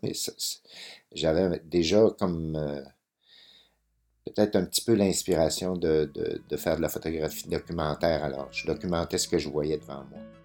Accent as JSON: {"language": "French", "town": "Métabetchouan", "region": "Quebec", "country": "Canada", "tie": "born or raised there", "said": "Moi, je suis né à Métabetchouan"}